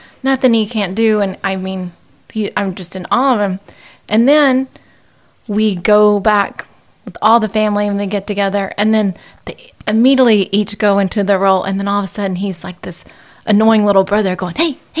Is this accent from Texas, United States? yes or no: yes; Texarkana, Texas, United States; now in Dallas, United States; So I live in Dallas, originally from Texarkana.